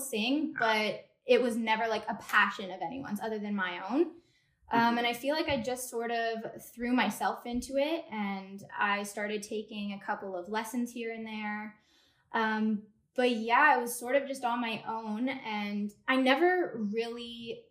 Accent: Toronto, Ontario, Canada; also born or lived in New York; I'm from Toronto.

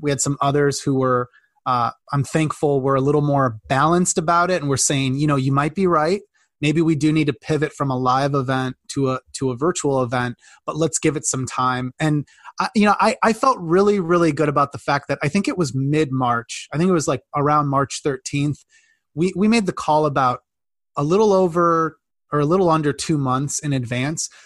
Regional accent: Midwest, United States; I grew up in the Midwest in like a, you know, farm country

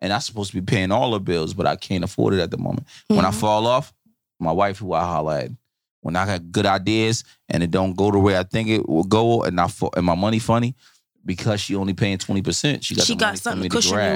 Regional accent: Newark, New Jersey, United States; I'm from Newark.

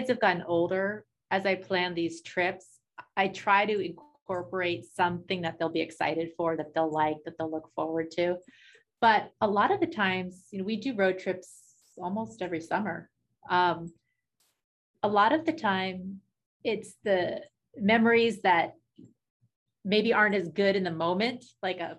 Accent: New Hampshire, United States; I grew up in New Hampshire

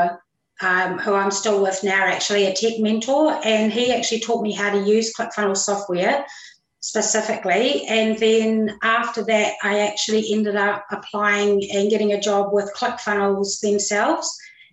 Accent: New Zealand; I'm actually a Kiwi. I'm from New Zealand.

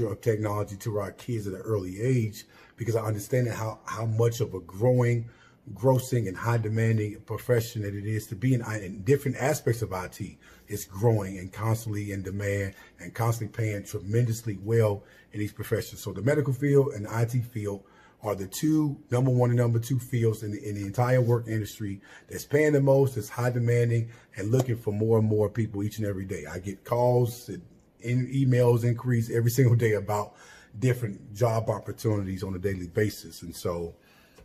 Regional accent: Chicago, Illinois, United States; I am originally from Chicago, Illinois, Southside, Englewood neighborhood to be exact

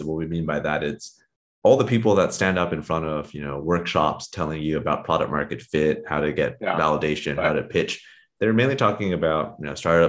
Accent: California, United States; And for myself, I grew up in the Silicon Valley.

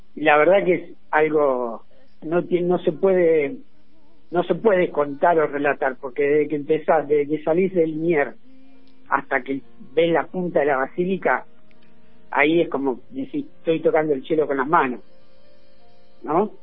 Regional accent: Argentina; somos todos argentinos, no somos distintos

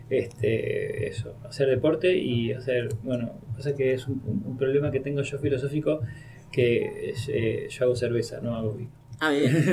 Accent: Buenos Aires, Argentina; also born or lived in Spain; now in Mendoza, Argentina; Yo de Buenos Aires me fui a, a, España, pero de España volví a Mendoza, me fui a otro lado.

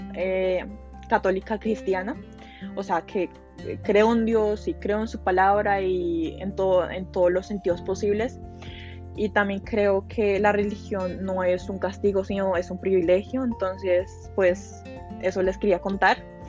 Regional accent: Colombia; also born or lived in Hollywood, Florida, United States; vivo en Colombia, pero originalmente, o sea, nací en Hollywood, eh, Florida, o sea, en Estados Unidos. A los 6 ah, años, por temas personales, eh, me tuve que mudar a Colombia

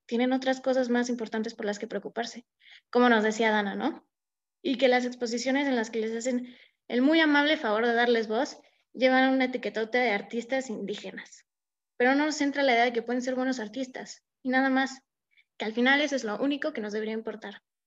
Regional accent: Mexico; como mexicanos

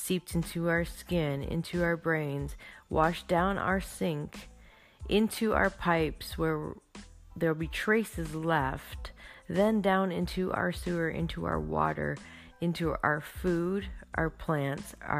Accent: Canada; I am from Canada

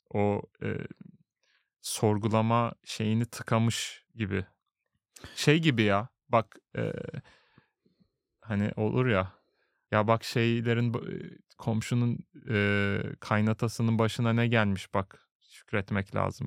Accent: Turkey; moved away as an adult; now in Sweden

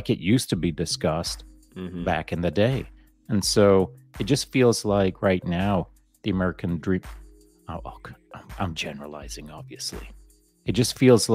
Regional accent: Canada

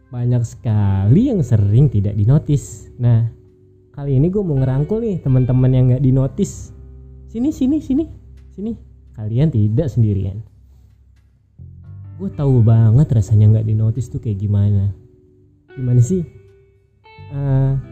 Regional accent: Bandung, West Java, Indonesia; born there; umur gue 26 tahun gue lahir di Bandung 7 Januari 1995

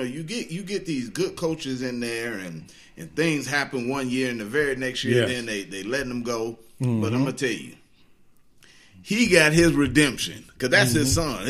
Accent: Michigan, United States; Well, I'm from Michigan, too.

